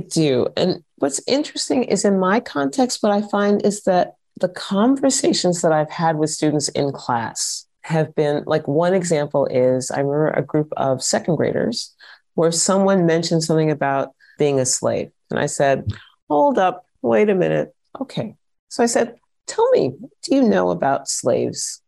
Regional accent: United States; moved away as an adult; also born or lived in Vienna, Austria; now in Austria; if I had stayed in the States

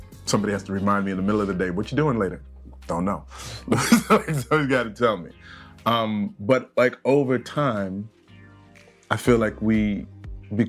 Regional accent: St. Louis, Missouri, United States; We're both from St. Louis, Missouri. We were born in the same hospital

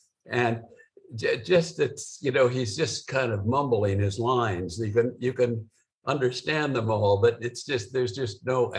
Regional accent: Los Angeles, California, United States; I grew up in North Hollywood, kind of 40 years before you did.

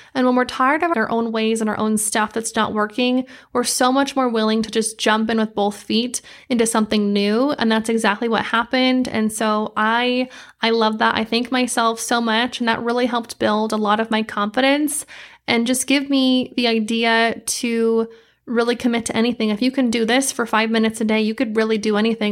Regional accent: Idaho, United States; moved away as an adult; now in Arizona, United States; I grew up in Idaho, a lot of nature

